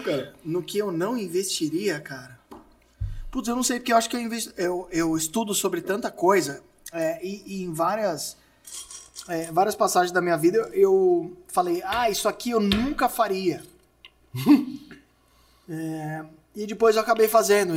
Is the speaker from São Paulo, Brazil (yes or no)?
yes; Santo André, São Paulo, Brazil; eu nasci em Santo André. E Santo André tem algumas escolas muito boas, assim. E eu sempre estudei nessas